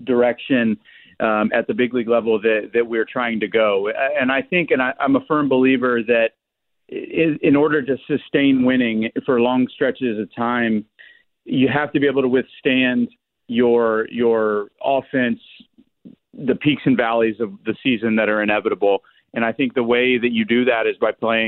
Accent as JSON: {"language": "English", "town": "Indianapolis", "region": "Indiana", "country": "United States", "tie": "born or raised there", "said": "I'm from Indianapolis. I lived there. I was born and raised there."}